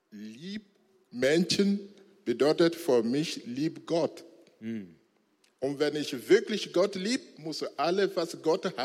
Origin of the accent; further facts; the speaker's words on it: Chamba, Togo; Ich bin als Muslim geboren und aufgewachsen in Togo, Chamba.